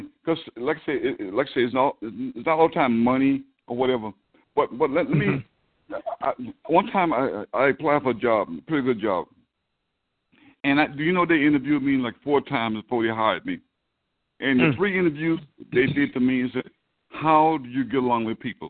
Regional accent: the South, United States; a young black man growing up in the South

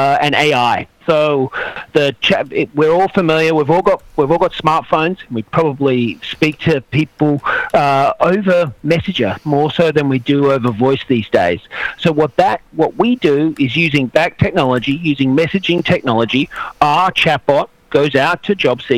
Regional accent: Australia; now in San Francisco, United States; I'm from Australia, but based up here in San Francisco

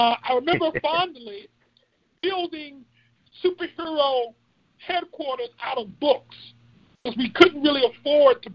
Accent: Wilson, North Carolina, United States; moved away; I actually grew up in Wilson, North Carolina

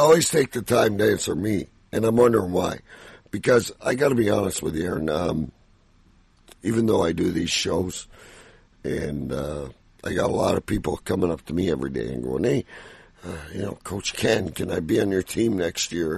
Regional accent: Canada; I'm Canadian

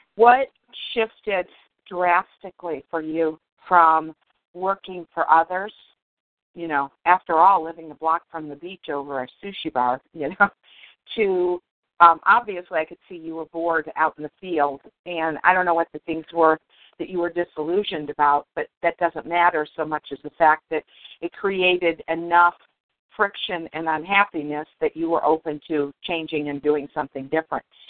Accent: Detroit, Michigan, United States; I grew up in Detroit

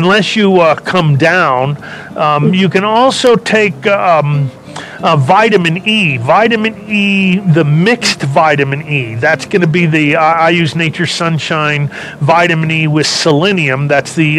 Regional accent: Los Angeles, California, United States; I was born and raised in California. L.A., a small little southern town in California, Los Angeles

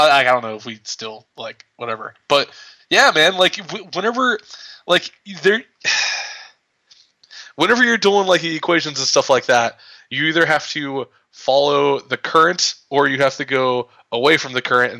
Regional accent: North Central West Virginia, United States; I'm from North Central West Virginia.

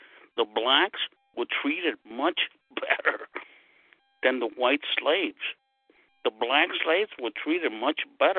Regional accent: New York City, New York, United States; I'm from New York. I'm Brooklyn.

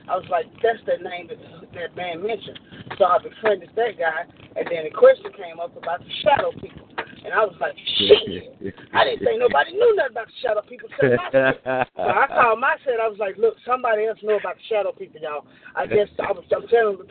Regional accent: Shreveport, Louisiana, United States; moved away as an adult; also born or lived in Houma, Louisiana; now in Longview, United States; I grew up in Shreveport

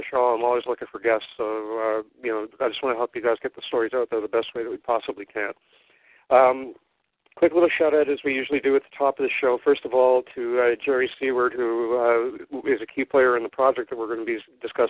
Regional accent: Montreal, Quebec, Canada; I'm from Montreal, so I yeah, with the accent on it

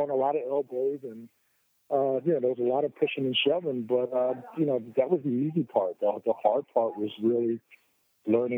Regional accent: Atlantic City, New Jersey, United States; I was from Atlantic City

